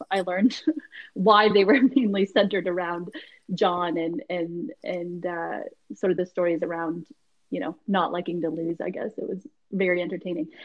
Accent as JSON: {"language": "English", "town": "Halifax", "region": "Nova Scotia", "country": "Canada", "tie": "born or raised there"}